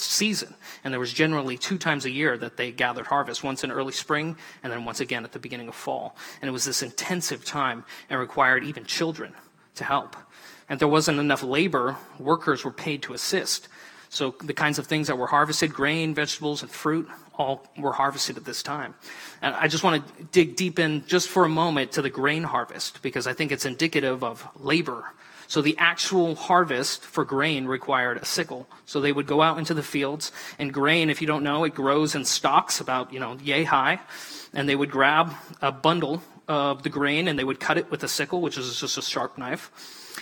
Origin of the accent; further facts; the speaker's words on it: Montana, United States; I'm from Montana